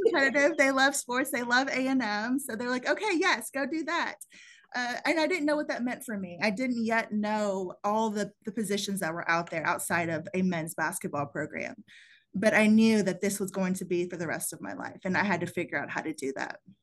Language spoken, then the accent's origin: English; Plano, Texas, United States; also born or lived in San Antonio, Texas; I grew up in the Southwest side of San Antonio, which wasn't the best side of town to grow up on. And the people around me were mostly in manual labor professions. And so college wasn't really something that was known or available to me at a young age. And it wasn't till I moved to Plano, Texas, uh, when I was nine years old